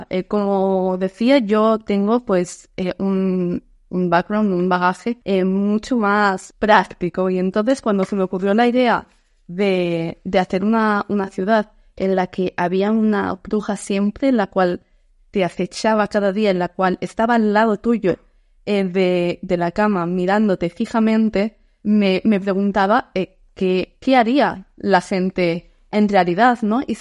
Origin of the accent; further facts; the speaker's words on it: Netherlands; Spanish is a second language; soy de, soy holandés de, de los Países Bajos siempre la historia le rodea algo supernatural